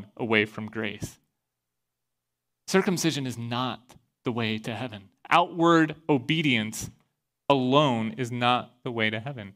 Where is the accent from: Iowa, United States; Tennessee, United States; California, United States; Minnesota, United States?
Iowa, United States